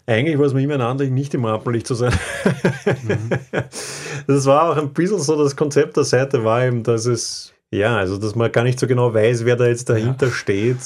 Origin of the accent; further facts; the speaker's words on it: Vienna, Austria; Wiener, ja, und ich habe einen Großteil meines Lebens in Wien gelebt